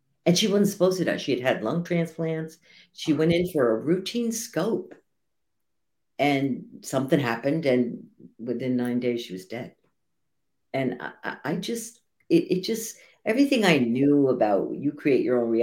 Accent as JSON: {"language": "English", "region": "New Jersey", "country": "United States", "tie": "born or raised there", "said": "I was born in New Jersey"}